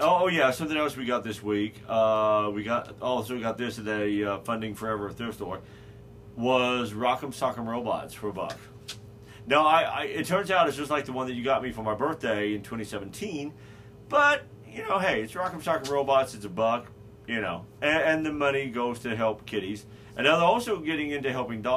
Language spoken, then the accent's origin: English; Carbondale, Illinois, United States; Carbondale, Illinois, my hometown. I was born there.